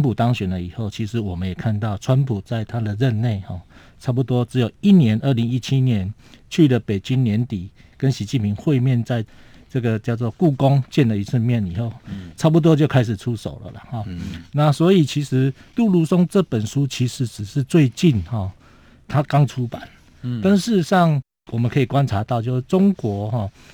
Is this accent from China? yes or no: no; Taiwan; 我们台湾人民的知识水平也够，也可以厘清。